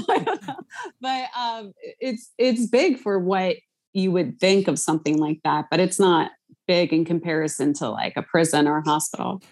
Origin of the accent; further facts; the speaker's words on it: Philadelphia, Pennsylvania, United States; I'm from Philly